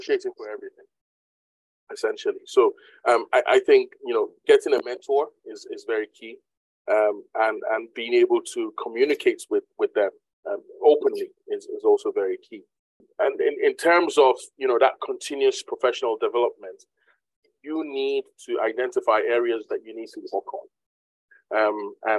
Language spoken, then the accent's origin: English; Nigeria; now in United Kingdom; I'm originally a Nigerian